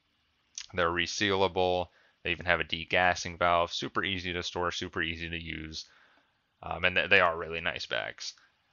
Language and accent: English; Seattle, Washington, United States; I get it, because we're from Seattle. Well, two of the people on the podcast are.